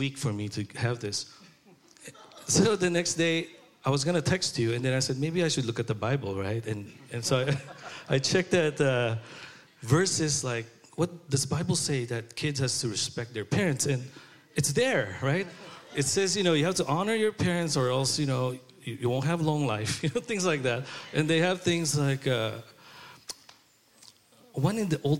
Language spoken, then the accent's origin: English; Philippines; moved away; I grew up in Philippines, in Chinatown.